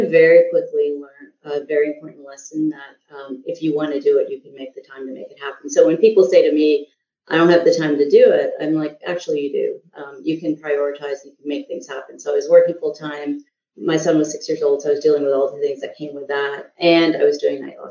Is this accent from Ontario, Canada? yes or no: no; Montreal, Quebec, Canada; also born or lived in India (ancestry) / Southern United States; now in United States; So I actually grew up in French Canada. So I grew up in Montreal